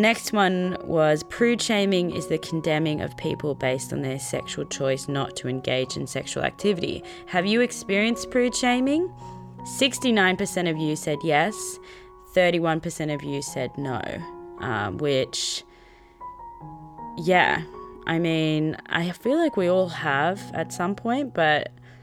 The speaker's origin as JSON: {"language": "English", "country": "Australia", "said": "as an Australian"}